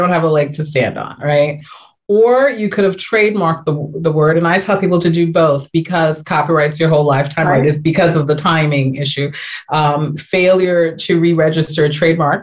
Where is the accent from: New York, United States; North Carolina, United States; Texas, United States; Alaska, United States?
New York, United States; So I'm from New York